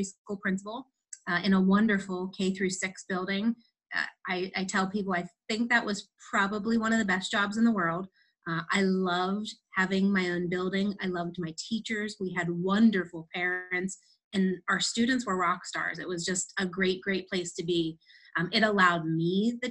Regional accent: Pittsburgh, Pennsylvania, United States; born and raised in Pittsburgh, lived here all my life

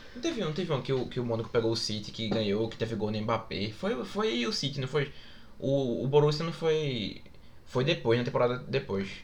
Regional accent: Brazil; A gente, como brasileiro

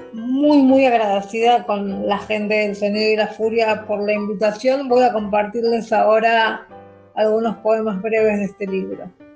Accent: Avellaneda, Buenos Aires Province, Argentina; Nacida y criada en Avellaneda, al sur del conurbano bonaerense

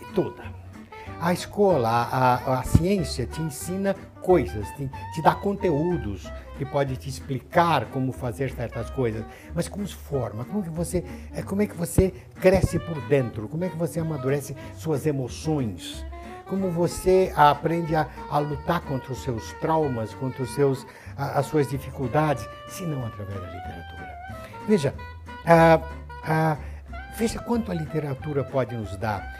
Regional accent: Santos, São Paulo, Brazil; Quando eu estudava, na minha cidade de Santos, onde eu nasci

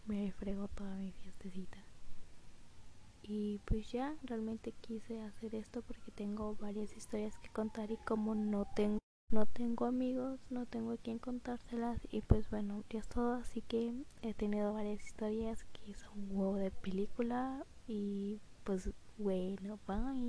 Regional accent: Mexico City, Mexico; moved away; soy de la Ciudad de México, pero vivo en un puerto por que le dieron un mejor trabajo a mis padres y pues me vine para acá

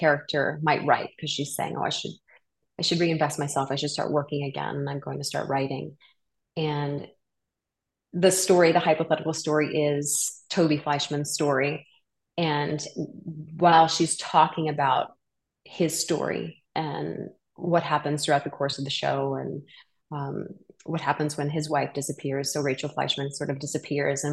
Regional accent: New Orleans, Louisiana, United States; I'm from New Orleans and I started doing community theater there when I was 5 years old

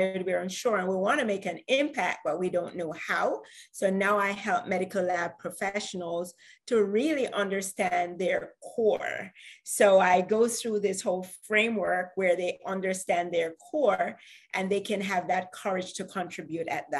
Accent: Jamaica; I am from Jamaica.

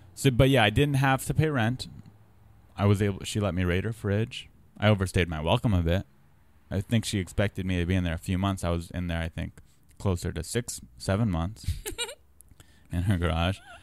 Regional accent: San Diego, California, United States; moved away as an adult; also born or lived in Santa Cruz, California; now in Los Angeles, United States; I'm from San Diego, but I moved here from college, U C Santa Cruz.

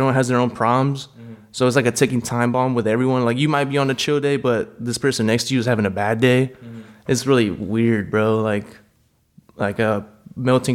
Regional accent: Gardena, California, United States; also born or lived in Compton, California / Lawndale, California; now in Iowa, United States; I moved around, like Gardena, California, Compton, and I just spent the rest of my life in Lawndale, California

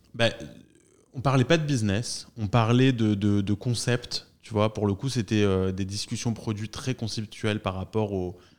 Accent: France; nous les Français

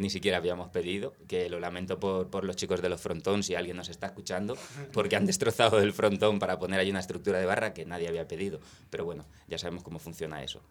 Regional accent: Spain; also born or lived in London; yo crecí en el barrio de San Cristóbal

